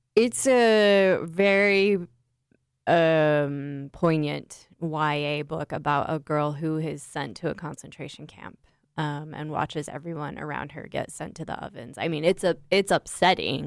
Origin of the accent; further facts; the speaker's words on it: United States; I'm so American in my core.